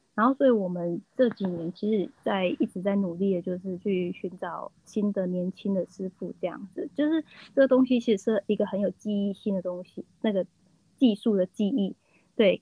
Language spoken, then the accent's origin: Chinese; Taiwan; 我们就是活在台湾，然后受到很多台湾在地文化的影响